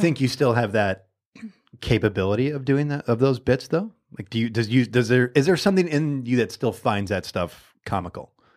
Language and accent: English; Michigan, United States; I'm from Michigan. I'm born and raised.